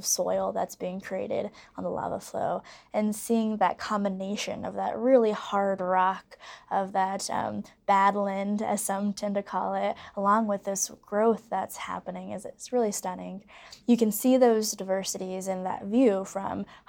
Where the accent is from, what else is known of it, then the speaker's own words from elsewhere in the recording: Missouri, United States; moved away as an adult; now in New Mexico, United States; I'm from Missouri. Nice and green and rolling hills